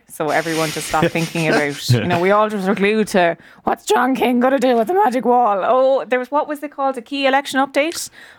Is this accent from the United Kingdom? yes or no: no; Leinster, Ireland; I am from Leash Offaly.